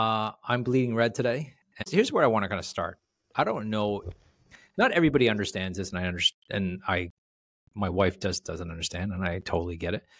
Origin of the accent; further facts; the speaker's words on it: Toronto, Ontario, Canada; I'm from Toronto